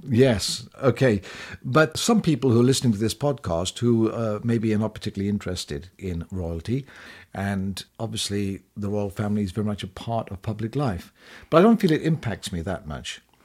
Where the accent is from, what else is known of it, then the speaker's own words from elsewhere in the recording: United Kingdom; also born or lived in United States; now in Spain; we are British after all, yes, living in exile in sunny Spain